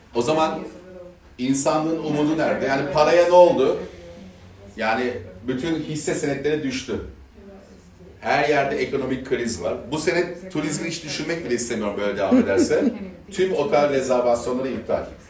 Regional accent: Sivas, Sivas Province, Turkey; Bir Türk Müslüman olarak. Ee, bir Sivaslı olarak.

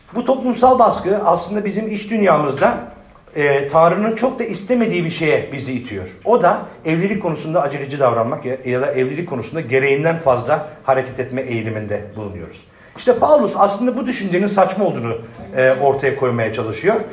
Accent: Adana, Turkey; ben ben Adanalıyım

